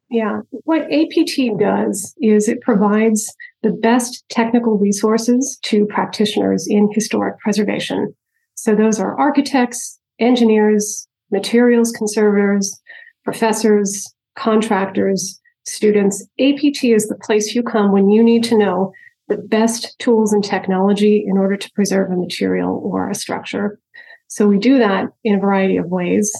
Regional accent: just north of Albany, upstate New York, United States; I grew up in upstate New York, just north of Albany

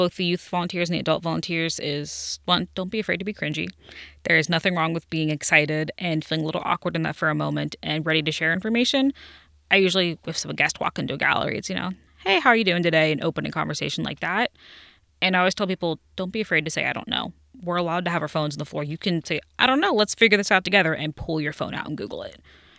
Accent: Cincinnati, Ohio, United States; Yes, I am from Cincinnati. Been here my whole life.

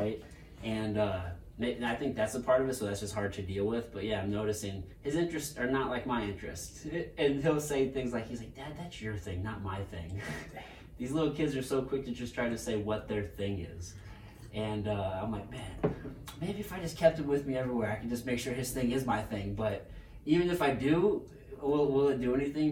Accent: Potosi, Missouri, United States; I grew up in Potosi, Missouri, and that's, like, backwoods Missouri

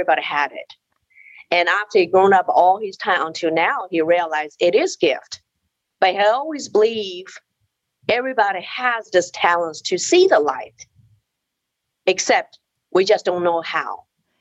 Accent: China; moved away; I was born in China in 1964. We live in an apartment share of another family.

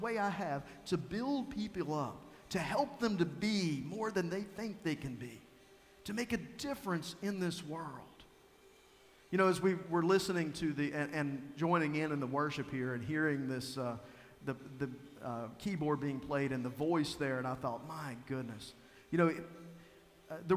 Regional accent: Tazewell, Virginia, United States; I tell them I'm from Tazewell, Virginia

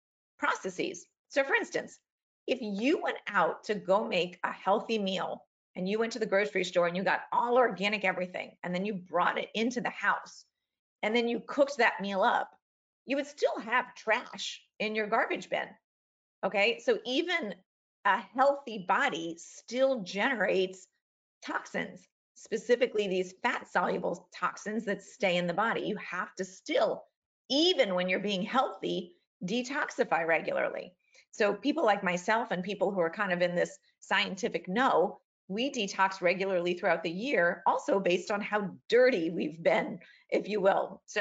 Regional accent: Queens, New York, United States; born there; oh yeah, I remember I was born in Queens, New York

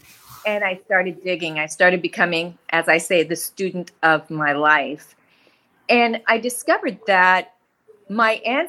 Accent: Nebraska, United States; also born or lived in Wyoming / Colorado; I grew up in a rural area. I grew up in Nebraska and Wyoming and rural Colorado. And my family was economically challenged.

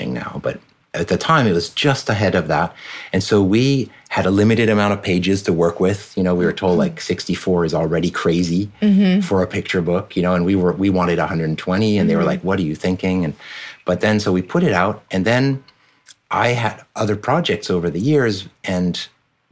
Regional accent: France; moved away; So my dad's American, my mom's French. I grew up in France pretty much my entire childhood.

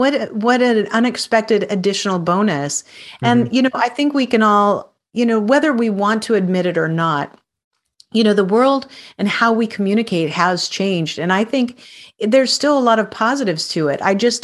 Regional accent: Spokane, Washington, United States; We are a global society now, even when I came from Spokane, Washington.

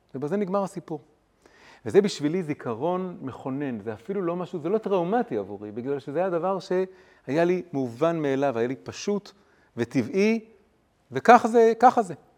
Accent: Tel Aviv, Tel Aviv District, Israel; moved away as an adult; also born or lived in Jerusalem / London; גדלתי פה בילדות המוקדמת, באזור, אה, כיכר עטרים, ליד באר, ברחוב הירקון

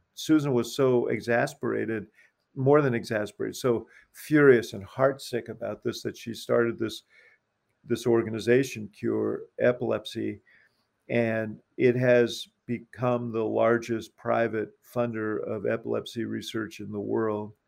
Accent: New York, United States; now in Chicago, United States; I'm from New York

